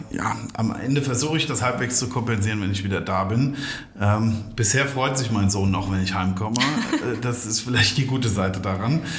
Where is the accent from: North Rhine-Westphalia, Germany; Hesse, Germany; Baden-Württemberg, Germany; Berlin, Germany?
Hesse, Germany; also wir Rheingauer sind ja, also wir gebürtigen Rheingauer sind